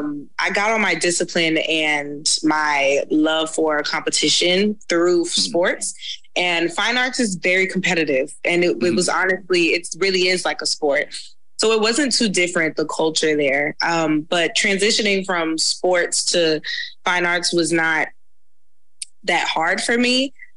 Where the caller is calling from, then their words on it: Los Angeles, California, United States; I'm currently in Los Angeles, California.